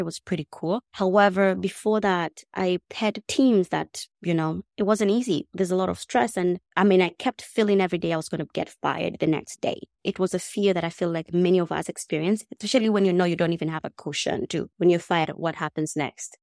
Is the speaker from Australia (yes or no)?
no; Nairobi, Kenya; English is a second language; moved away as an adult; I grew up in Kenya, and I come from a pretty big family.